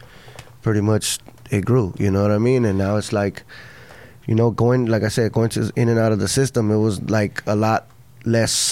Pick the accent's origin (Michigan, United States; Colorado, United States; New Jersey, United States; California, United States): California, United States; Los Angeles; I'm from South Central LA, Florence District